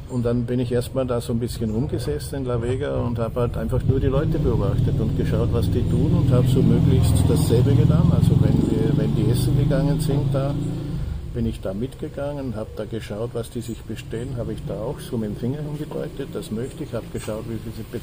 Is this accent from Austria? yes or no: yes; Salzburg, Austria; Ja, ich, äh, ich, also ich bin Österreicher.